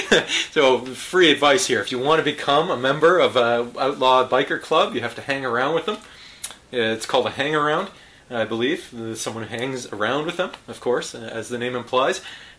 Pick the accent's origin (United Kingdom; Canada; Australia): Canada; as a Canadian.